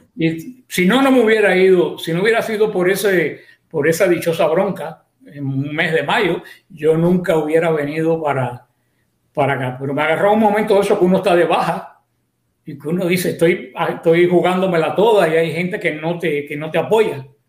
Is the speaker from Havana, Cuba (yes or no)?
no; Mariel, Artemisa, Cuba; moved away as an adult; now in Miami, United States; yo soy cubano, definitivamente. Nací en la parroquia del Mariel, diócesis de Pinal del Río, un pueblo cercano a, La Habana. Mm. Y ahí, bueno, se desarrolló mi, mi, vida hasta que, pues, vine para acá, para Estados, Estados Unidos